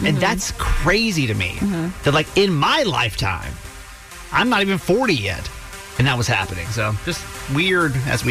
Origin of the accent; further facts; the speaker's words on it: the South, United States; growing up in the South